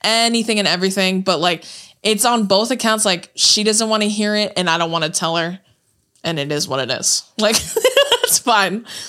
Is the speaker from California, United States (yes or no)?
yes; Corona, California, United States; moved away as an adult; also born or lived in Santa Ana, California; now in Los Angeles, United States; moved to Corona when we were, I was in fifth grade